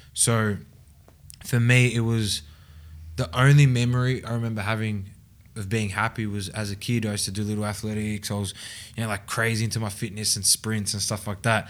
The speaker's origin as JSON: {"language": "English", "town": "Mulgrave", "region": "Victoria", "country": "Australia", "tie": "born or raised there", "said": "I grew up and lived in Mulgrave"}